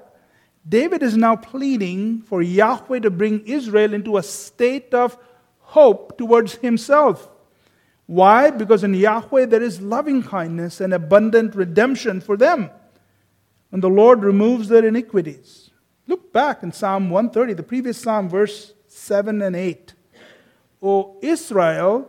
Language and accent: English; India; I come from India